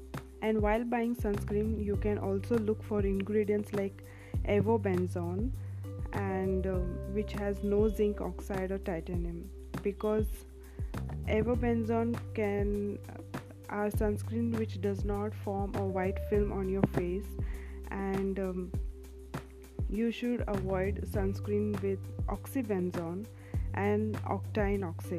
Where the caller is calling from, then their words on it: India; I'm speaking from India